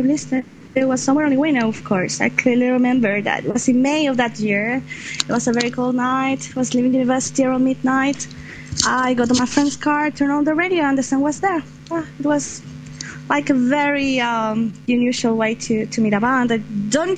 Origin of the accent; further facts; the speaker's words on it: Santiago, Santiago Metropolitan Region, Chile; I'm from Santiago of Chile